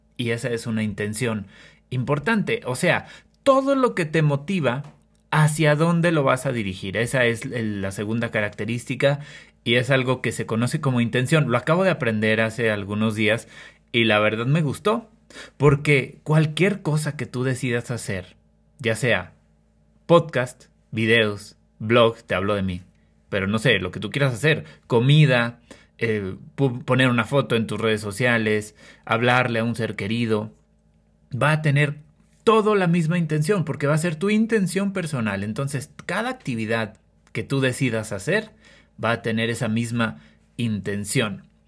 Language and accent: Spanish; Durango, Mexico; soy originario de México, específicamente del estado de Durango